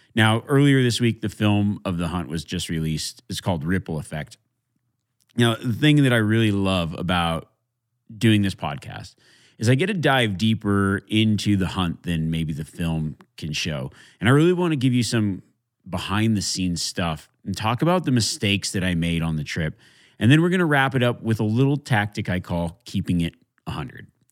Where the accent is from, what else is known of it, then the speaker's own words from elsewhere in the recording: Nevada, United States; my home state of Nevada